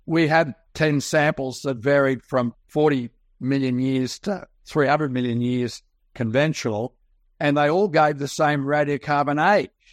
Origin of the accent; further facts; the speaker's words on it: Sydney, New South Wales, Australia; I was born and raised in Sydney, Australia, you can tell from my accent